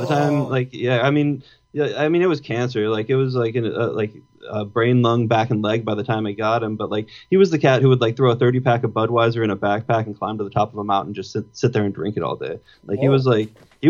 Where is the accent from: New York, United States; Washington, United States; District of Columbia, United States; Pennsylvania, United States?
Washington, United States; Arlington; also born or lived in East Coast, United States; I was born out on the East Coast, and then at five, my mom moved me out to this little town just north of Seattle, and then grew up there